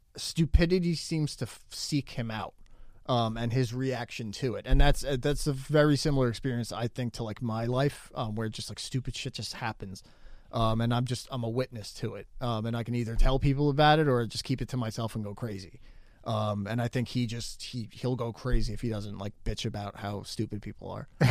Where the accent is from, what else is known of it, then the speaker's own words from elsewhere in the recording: New Jersey, United States; I'm from New Jersey